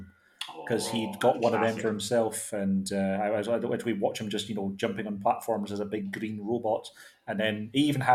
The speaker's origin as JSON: {"language": "English", "town": "Glasgow", "region": "Scotland", "country": "United Kingdom", "tie": "born or raised there", "said": "when I was growing up in Glasgow"}